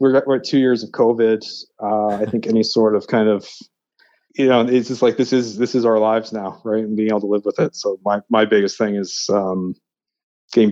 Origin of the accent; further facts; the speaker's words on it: Halifax, Nova Scotia, Canada; moved away; I'm actually originally from Nova Scotia, from Halifax.